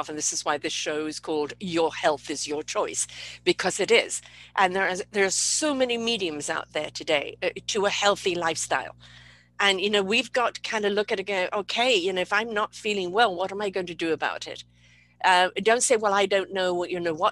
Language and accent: English; United Kingdom; being British